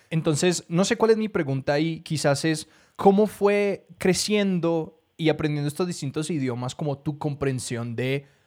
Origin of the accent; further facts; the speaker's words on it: Colombia; una persona que viene de Colombia y de Latinoamérica, un país que, y un, continente que en mayoría habla español